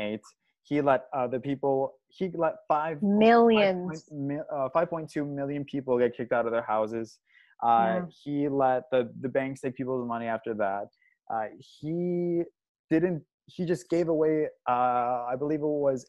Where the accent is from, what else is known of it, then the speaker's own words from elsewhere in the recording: Chicago, Illinois, United States; We're from Chicago, for God's sake. We're from Chicago.